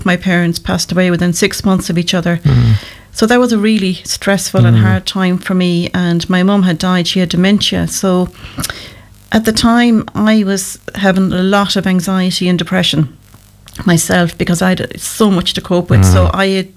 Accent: Kilreekil, Connacht, Ireland; also born or lived in Loughrea; Well, I'm local to Loughrea. I was born in Kilreakle, which is only out the road.

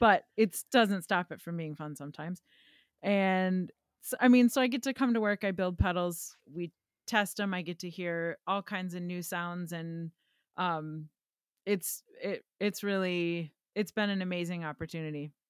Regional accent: Wisconsin, United States; accent: Wisconsin; my Wisconsin accent

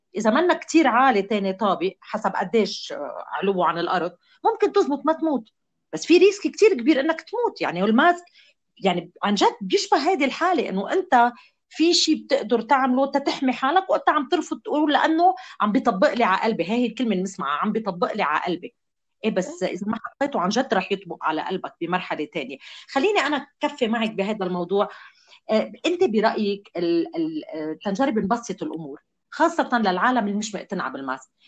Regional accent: Lebanon; كلنا كلبنانيين

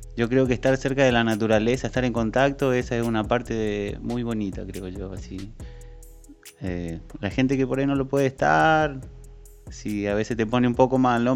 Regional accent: Argentina; moved away; soy de Argentina

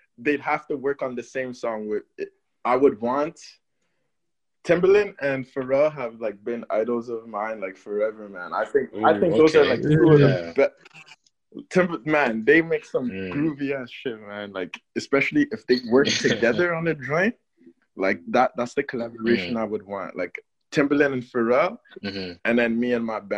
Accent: Toronto, Ontario, Canada; also born or lived in Berlin, Germany / Cameroon; I'm from Cameroon. I was born in Germany, Berlin. I lived in Berlin. Yep. And then I came to Canada for elementary school. Okay. Yeah, Toronto

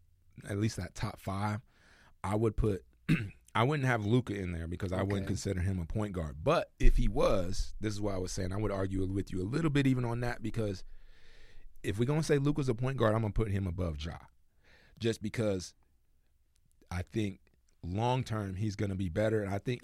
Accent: United States; Whereas American guys, we look around like, man, I ain't trying to be in Milwaukee.

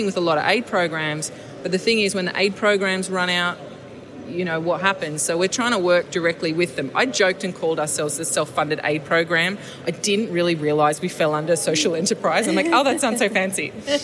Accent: Sydney, New South Wales, Australia; I'm born and raised in the Inner West. I'm never going to leave.

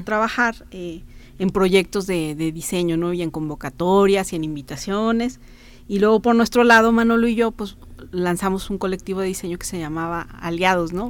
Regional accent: Guanajuato, Mexico; moved away as an adult; now in San Luis Potosí, Mexico; me vine acá yo soy de Guanajuato entonces me vine a estudiar aquí a San Luis Potosí

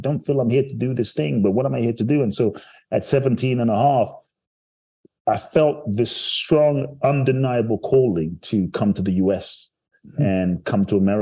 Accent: London, United Kingdom; also born or lived in Ghana; now in United States; I grew up in London and live in the US now

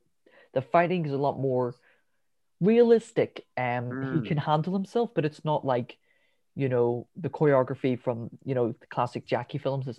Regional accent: Drogheda, Leinster, Ireland; We're from Ireland.

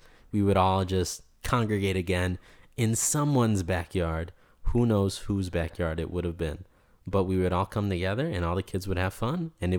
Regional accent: East Coast, United States; growing up in the East Coast and spending so much time there, you develop these sort of relationships, not only with restaurants, but with the waiters at these restaurants.

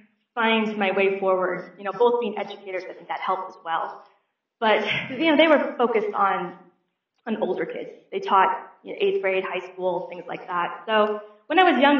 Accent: St. Louis, Missouri, United States; I was born and raised in St. Louis, Missouri

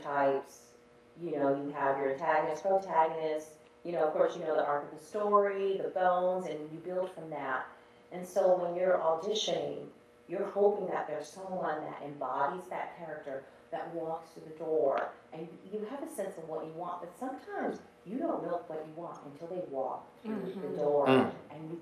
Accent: New York City, New York, United States; we're from, you know, New York City, New York City, but our family is from Lake Charles

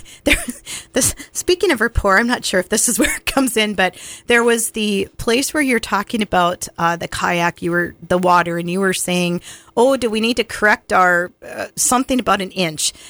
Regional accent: Montana, United States; I'm from Montana

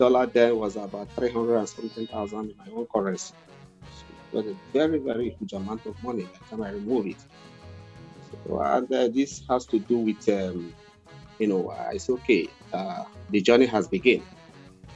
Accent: Delta, Nigeria; moved away as an adult; now in Malaysia; I'm from Nigeria, I'm from Delta State, Nigeria.

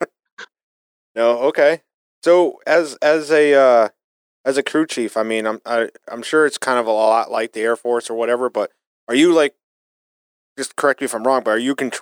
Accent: Massachusetts, United States; I'm from Massachusetts

